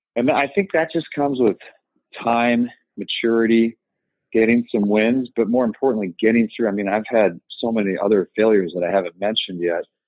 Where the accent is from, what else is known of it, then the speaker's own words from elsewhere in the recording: Evanston, Illinois, United States; I grew up in the city of Evanston, Illinois, which is more or less Chicago.